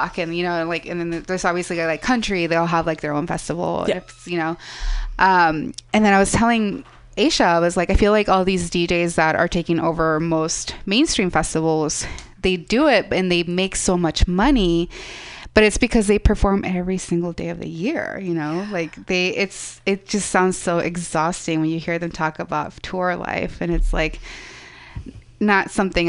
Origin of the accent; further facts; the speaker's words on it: California, United States; now in San Francisco, United States; I'm going to go back, because I'm also from SoCal. I'm like, I'm just going to go back to SoCal and see my parents for Outside Lands.